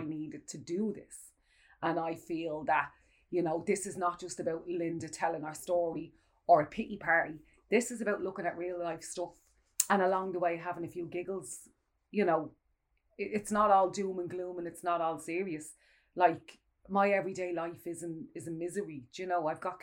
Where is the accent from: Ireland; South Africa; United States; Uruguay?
Ireland; us as Irish people